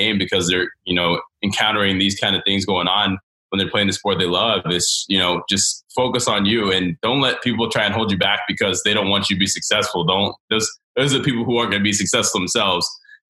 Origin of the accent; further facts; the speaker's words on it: the South, United States; and even growing up in the South with roller hockey